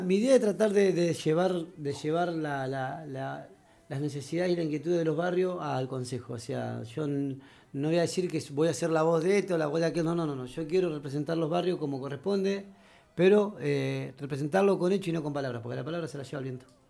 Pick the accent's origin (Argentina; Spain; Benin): Argentina; vengo de la Villa Centenario